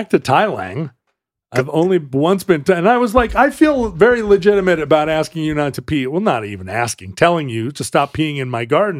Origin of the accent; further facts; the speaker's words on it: Wales, United Kingdom; As a Welshman.